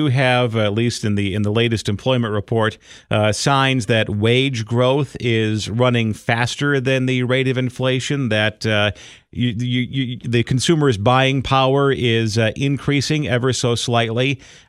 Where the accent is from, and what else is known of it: Chicago, Illinois, United States; born or raised there